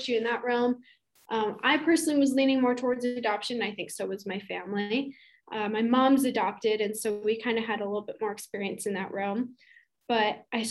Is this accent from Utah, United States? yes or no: yes; Utah, United States; moved away as an adult; also born or lived in Idaho; now in Maricopa, United States; I currently live in a little town called Maricopa. It's in Arizona. I'm originally from Utah and went to school in Idaho.